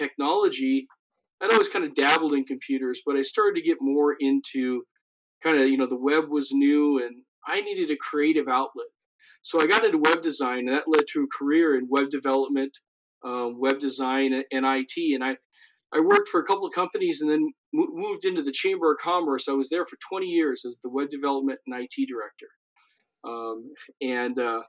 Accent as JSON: {"language": "English", "town": "Missoula", "region": "Montana", "country": "United States", "tie": "born or raised there", "moved": "as an adult", "lives_now": "South Dakota, United States", "said": "I grew up in the mountains of Montana, in Missoula"}